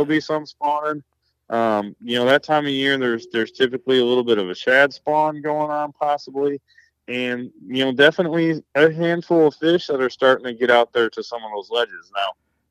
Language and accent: English; Michigan, United States; my home state of Michigan